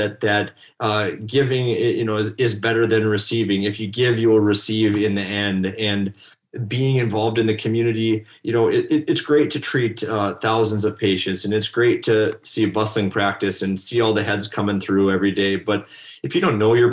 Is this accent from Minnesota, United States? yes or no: no; North Dakota, United States; I was one of those guys who if you're born and raised in North Dakota, most people stay here